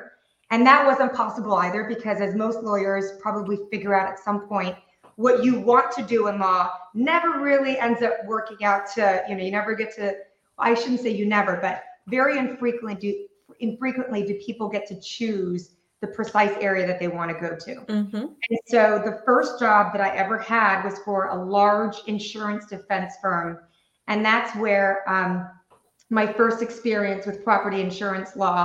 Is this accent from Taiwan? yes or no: yes; Taiwan; moved away; I was raised in Taiwan.